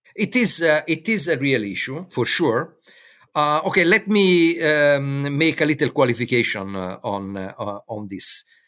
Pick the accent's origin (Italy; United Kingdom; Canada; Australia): Italy; Florence, Tuscany; moved away as an adult; also born or lived in Brussels; I'm from Florence